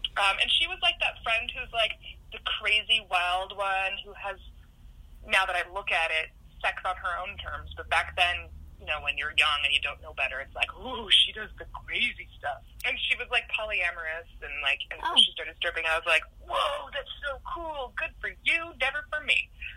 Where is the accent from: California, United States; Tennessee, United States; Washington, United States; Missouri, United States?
Washington, United States; Seattle; also born or lived in France; we grew up in Seattle